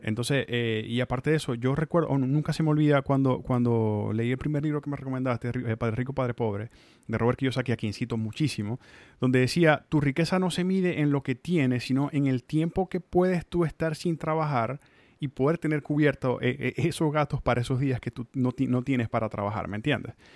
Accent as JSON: {"language": "Spanish", "country": "Venezuela", "also_born_or_lived": "Mexico", "moved": "yes", "lives_now": "Tallahassee, United States", "said": "uno como venezolano, eh, como migrante aparte o como nuevo migrante"}